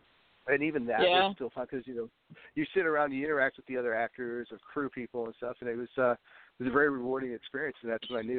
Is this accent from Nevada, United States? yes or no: no; New Hampshire, United States; born there; also born or lived in New York / Wisconsin / Tennessee / Italy; I was born in the New England states, New Hampshire. I've lived in upstate New York. I've lived in Wisconsin, Tennessee.